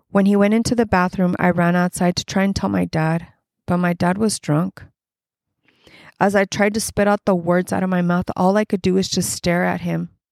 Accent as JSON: {"language": "English", "town": "Los Angeles", "region": "California", "country": "United States", "tie": "born or raised there", "said": "I grew up in Southern California"}